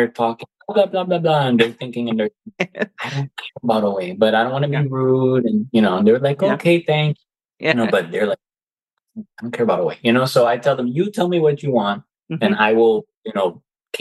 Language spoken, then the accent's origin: English; United States; I was born in the United States, but my family's Cuban. I was raised, my mom taught me both languages.